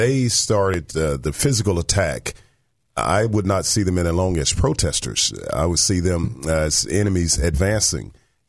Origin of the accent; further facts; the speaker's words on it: Arkansas, United States; also born or lived in Fort Monmouth, New Jersey; I'm from Arkansas